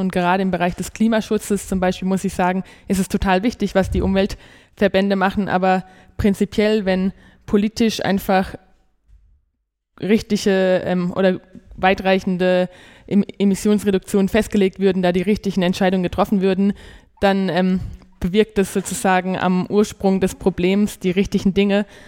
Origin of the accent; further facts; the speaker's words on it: Germany; moved away as an adult; also born or lived in Poland; now in Erfurt, Germany; ich will nicht in Baden-Württemberg und Bayern studieren, einfach weil ich daherkomme